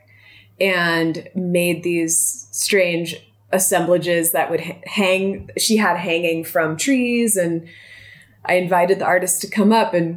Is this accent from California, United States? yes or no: yes; Southern California, United States; now in Montana, United States; I come from Southern California